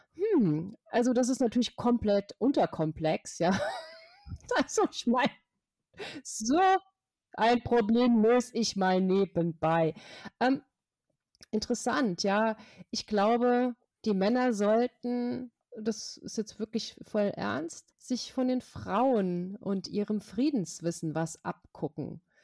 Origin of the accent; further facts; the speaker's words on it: Hesse, Germany; aus Hessen, meinem Heimatbundesland